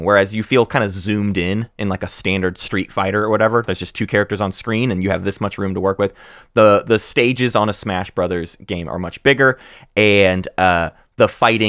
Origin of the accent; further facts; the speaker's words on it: Arkansas, United States; we're growing up in Arkansas, Northwest Arkansas.